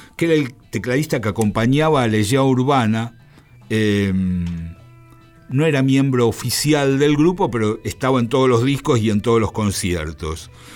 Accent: Argentina

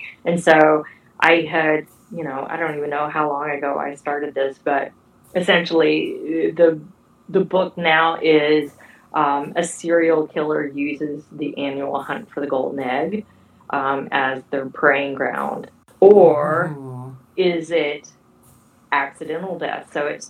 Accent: Northwest Arkansas, United States; my hometown provides me such great material. It's just Northwest Arkansas weirdness.

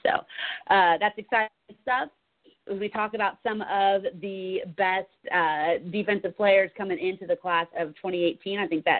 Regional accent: near San Francisco, California, United States; Comes out of City College in San Francisco near my hometown.

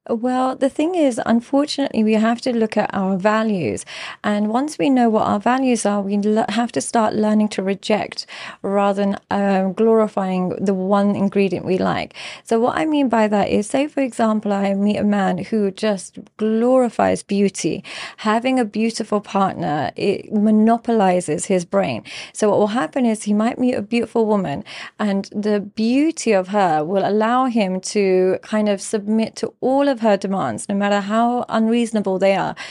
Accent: London, United Kingdom; I grew up in London. I grew up in an entirely English school.

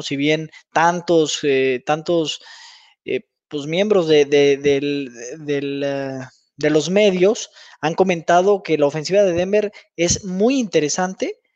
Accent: Mexico; also born or lived in United States; Los que hemos tenido la oportunidad de, vivir por allá, pues ya como mexicano

